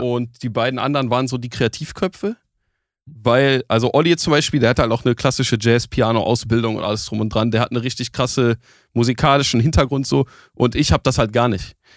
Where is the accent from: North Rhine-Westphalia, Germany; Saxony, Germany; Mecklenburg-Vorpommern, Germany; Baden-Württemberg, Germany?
North Rhine-Westphalia, Germany; Essen; ich komme aus Essen.